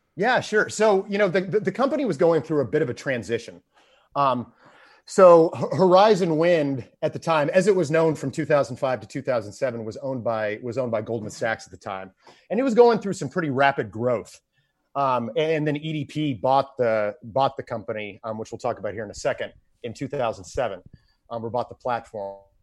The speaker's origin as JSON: {"language": "English", "town": "Houston", "region": "Texas", "country": "United States", "tie": "born or raised there", "said": "growing up in Houston"}